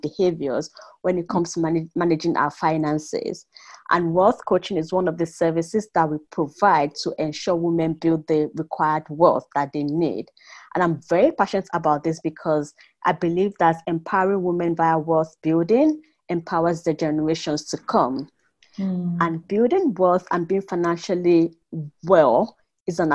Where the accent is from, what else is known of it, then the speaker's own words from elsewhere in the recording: Nigeria; now in Mannheim, Germany; I grew up in Nigeria, as you know, so I'm British Nigerian, living with my family in Mannheim